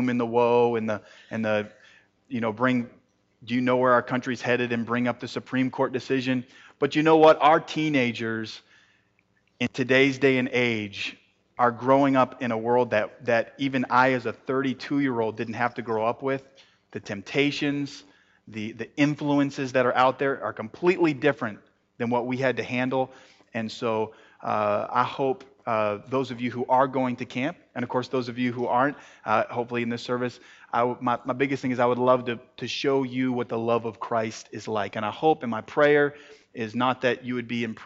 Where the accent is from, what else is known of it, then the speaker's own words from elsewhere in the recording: Maine, United States; moved away as an adult; also born or lived in San Diego, California / Indiana / Florida; now in Arkansas, United States; I'm originally from San Diego. I grew up in Maine